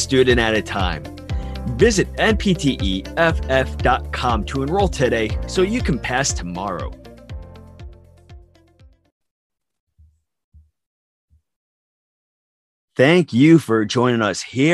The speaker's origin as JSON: {"language": "English", "region": "New York", "country": "United States", "said": "All of us on this podcast are from New York."}